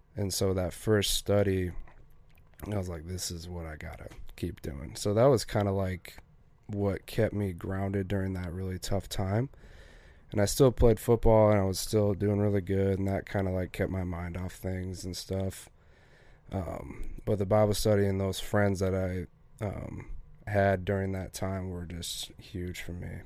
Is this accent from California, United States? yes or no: no; Gillette, Wyoming, United States; also born or lived in Sheridan, Wyoming; I grew up in Gillette, Wyoming